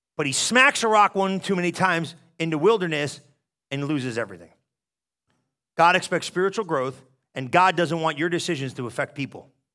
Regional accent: New Jersey, United States; I'm from New Jersey. We don't do this

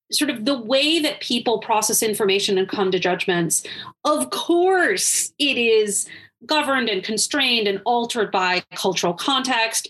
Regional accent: Wisconsin, United States; my home state of Wisconsin

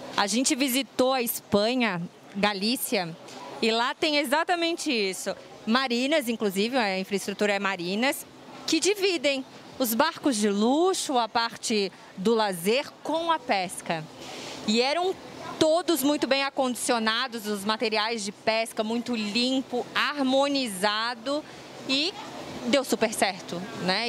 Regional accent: Santa Catarina, Brazil; Nós também somos catarinenses.

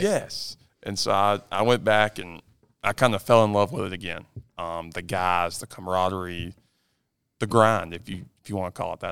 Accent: Lancaster, South Carolina, United States; I'm from Lancaster, South Carolina

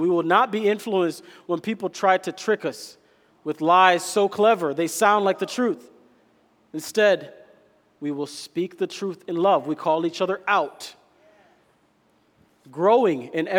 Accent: Kenya; I'm Kenyan

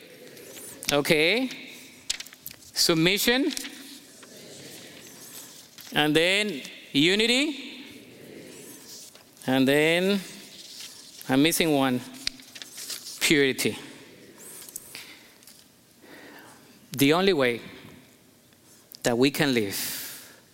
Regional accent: Colombia; moved away as an adult; now in United States; I'm Colombian American. I came here when I was 19, and I didn't drive in my country

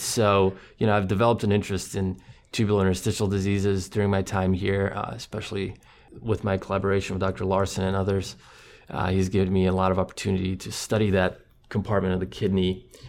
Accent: Croatia; English is a second language; moved away; he grew up in Croatia in a similar environment that I did. He was on the coast, I was more inland

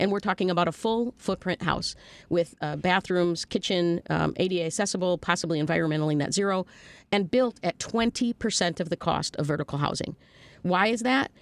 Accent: Chicago, Illinois, United States; I grew up right near Cabrini Green.

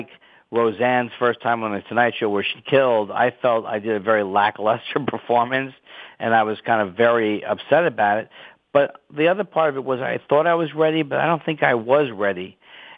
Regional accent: New York, United States; moved away; I'm from New York. I'm an ex-New Yorker

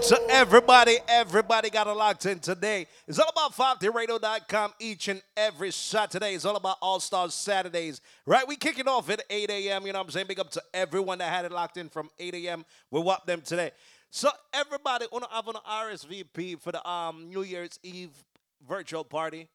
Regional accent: Jamaica; I was born in Jamaica. I'm not from Trinidad.

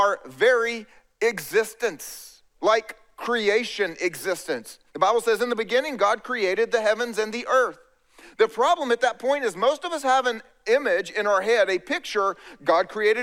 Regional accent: East Coast, United States; I grew up here on the East Coast

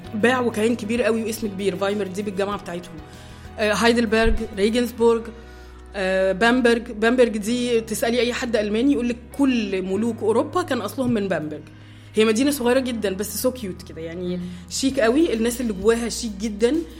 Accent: Egypt; now in Germany; عندنا في مصر

